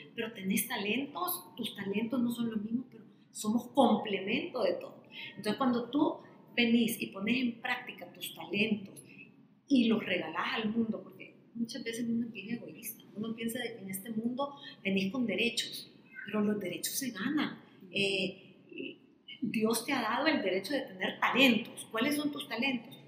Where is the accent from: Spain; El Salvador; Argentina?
El Salvador; para el salvadoreño, para nuestro país